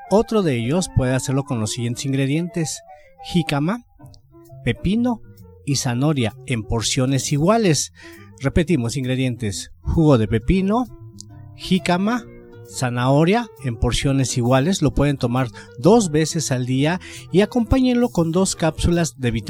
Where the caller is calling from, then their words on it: Coyoacán, Mexico City, Mexico; de Coyoacán